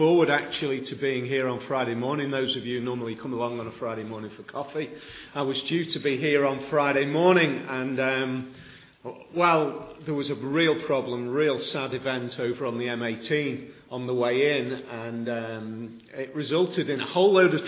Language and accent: English; the Wirral, Cheshire, North West England, United Kingdom; I'm a posh boy from Cheshire, so my wife tells me, because I was born on the Wirral